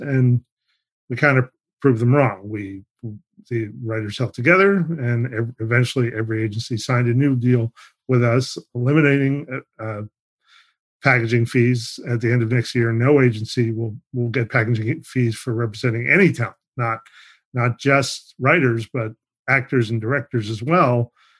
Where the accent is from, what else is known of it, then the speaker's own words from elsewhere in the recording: New York, United States; I'm from New York